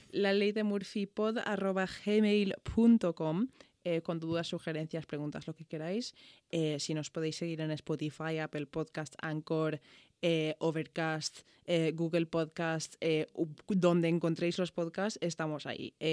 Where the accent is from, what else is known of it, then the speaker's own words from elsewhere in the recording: Ireland; Spanish is a second language; Joder, soy demasiado irlandesa a veces.